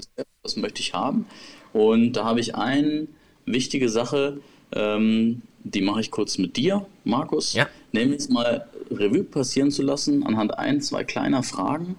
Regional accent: Germany; bei uns in Deutschland

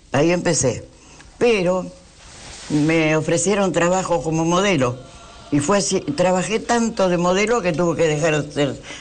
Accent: Buenos Aires, Argentina; also born or lived in Concordia, Entre Ríos; tres años vine a ah. Buenos Aires, crecí en Buenos Aires

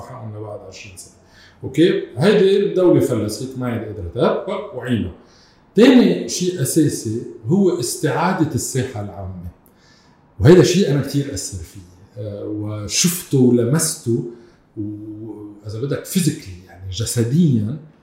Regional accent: South Lebanon, Lebanon; انا كمان ابن الجنوب

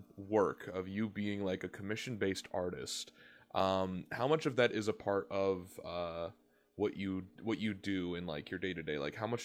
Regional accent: North Carolina, United States; I'm from North Carolina, which is more into the south.

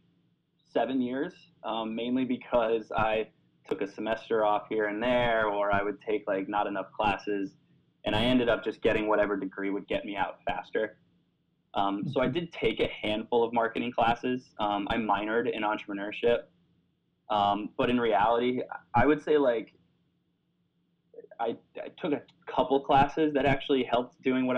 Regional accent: Florida, United States; moved away as an adult; also born or lived in New York City; I'm originally from Florida

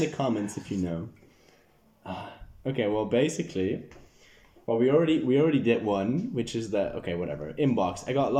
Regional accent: the Bible Belt, United States; A lot. I'm from the Bible Belt.

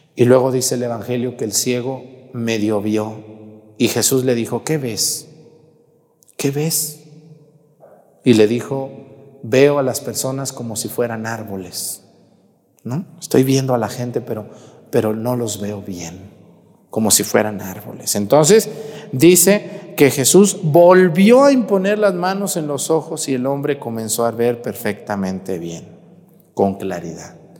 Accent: Mexticacán, Jalisco, Mexico; moved away; mi pueblo allá en Mesticacán

